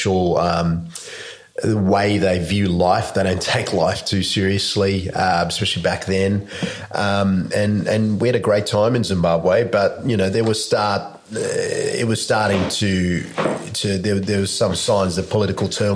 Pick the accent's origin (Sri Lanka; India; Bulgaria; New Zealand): Sri Lanka; Jaffna, Northern Province; moved away; I was born in Jaffna, Sri Lanka, which is the northern part of Sri Lanka. I'm a Tamil Sri Lankan by birth